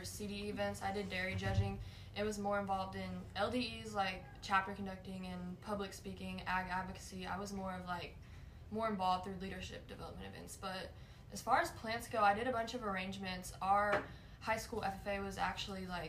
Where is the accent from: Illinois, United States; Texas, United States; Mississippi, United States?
Texas, United States; Wallace; I'm from Wallace, Texas